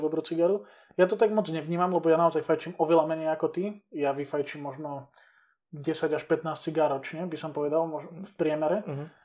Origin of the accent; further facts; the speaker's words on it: Liptovský Mikuláš, Žilina Region, Slovakia; moved away; ja teda som z Liptovského Mikuláša pôvodom